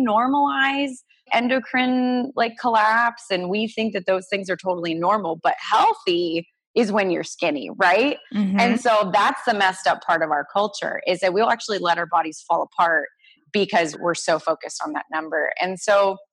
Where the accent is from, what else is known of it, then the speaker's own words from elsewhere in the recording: Orange County, California, United States; I grew up in Orange County, California